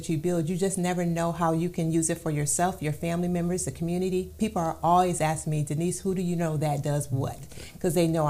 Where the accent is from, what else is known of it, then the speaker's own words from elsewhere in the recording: Wisconsin, United States; also born or lived in Iowa; now in Southaven, Mississippi, United States; I am born and raised in Wisconsin, so I'm a Midwest girl. I went to school in Iowa.